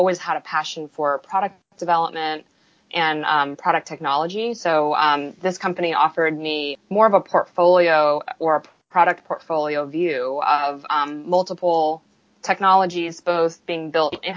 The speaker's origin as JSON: {"language": "English", "area": "Silicon Valley", "region": "Northern California", "country": "United States", "tie": "born or raised there", "also_born_or_lived": "Austin", "moved": "as an adult", "said": "I grew up in the Silicon Valley in Northern California."}